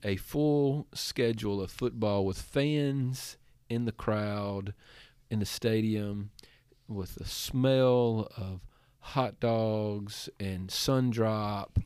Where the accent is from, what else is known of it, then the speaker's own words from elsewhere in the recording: Giles County, Tennessee, United States; now in Andalusia, United States; Giles County, Tennessee, that's as close as you're gonna get to my hometown